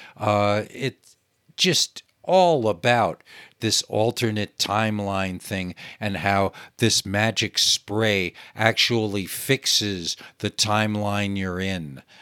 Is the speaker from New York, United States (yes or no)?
yes; New York, United States; I grew up in New York, where the television was